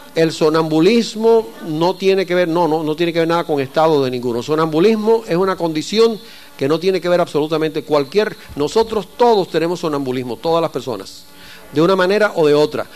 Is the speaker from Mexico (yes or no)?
no; Cuba; yo soy cubano